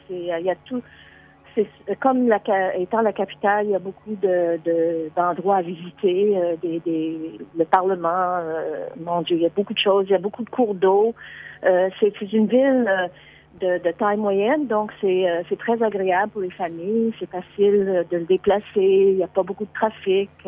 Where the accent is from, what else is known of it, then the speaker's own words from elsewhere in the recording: Quebec, Canada; now in Ottawa, Canada; je suis canadienne, canadienne. Euh, je suis bilingue parce que je, je suis née au Québec.